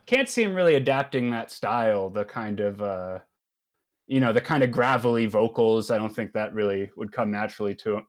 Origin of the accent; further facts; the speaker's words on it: Maryland, United States; I was born and raised in Maryland